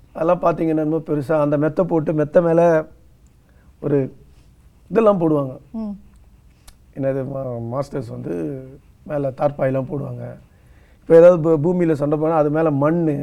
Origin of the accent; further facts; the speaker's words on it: outside Chennai, Tamil Nadu, India; நான் பிறந்து வளர்ந்ததெல்லாம் சென்னைக்கு வெளியிலன்றதுனால